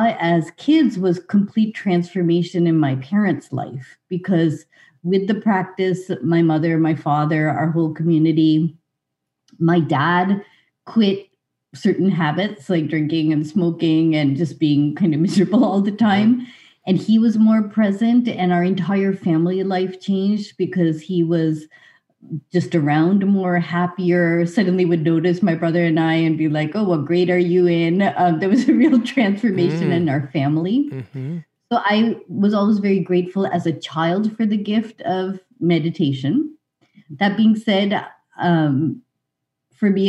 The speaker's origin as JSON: {"language": "English", "town": "Lincoln", "region": "Massachusetts", "country": "United States", "tie": "born or raised there", "also_born_or_lived": "Winchester, Massachusetts", "said": "we grew up in Boston"}